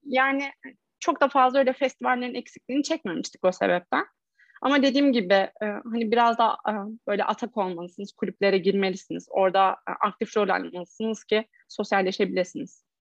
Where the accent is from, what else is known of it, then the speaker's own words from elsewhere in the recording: Erzincan, Turkey; ben de Erzincan'da büyüdüm.